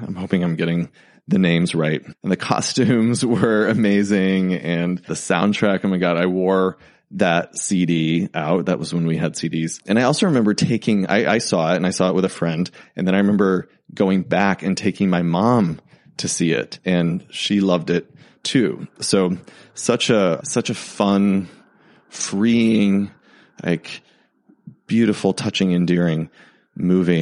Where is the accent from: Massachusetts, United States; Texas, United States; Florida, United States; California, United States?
Texas, United States; I grew up in Texas